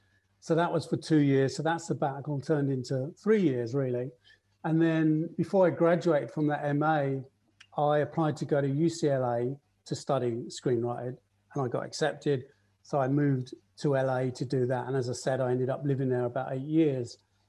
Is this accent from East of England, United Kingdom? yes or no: yes; Watford, East of England, United Kingdom; moved away as an adult; also born or lived in Los Angeles, United States; now in London, United Kingdom; But Watford was where I was born and brought up.